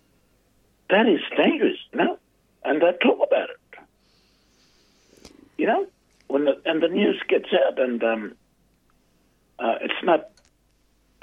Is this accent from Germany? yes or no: no; Australia; I'm from Yundamore